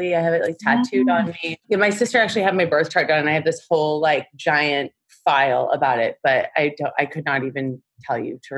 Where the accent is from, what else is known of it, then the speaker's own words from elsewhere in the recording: Dearborn, Michigan, United States; now in Los Angeles, United States; I'm 37 years young and I'm from Dearborn, Michigan. It's a suburb of Detroit.